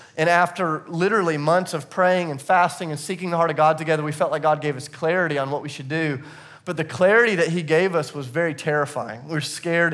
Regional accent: the South, United States; I'm from the South

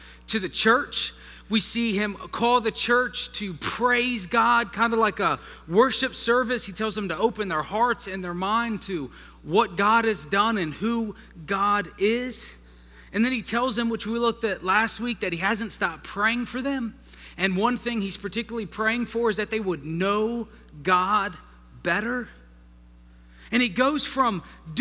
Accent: Northern Virginia, United States; moved away; I was raised in Northern Virginia with people from the North

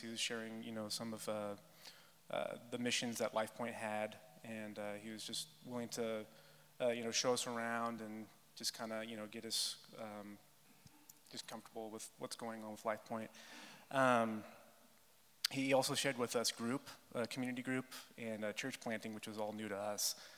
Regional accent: California, United States; I was from California

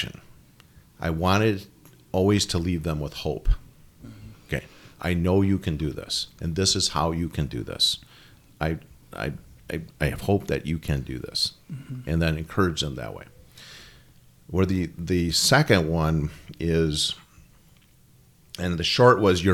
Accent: United States; being an American

